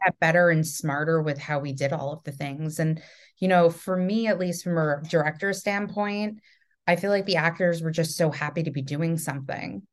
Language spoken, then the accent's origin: English; New York, United States; also from New York